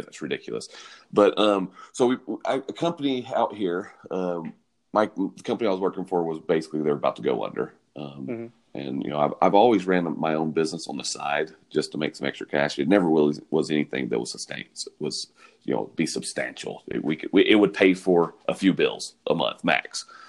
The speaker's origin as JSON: {"language": "English", "region": "the South", "country": "United States", "tie": "born or raised there", "said": "Yeah, I'm born and raised in the South. And I'm not from Nashville"}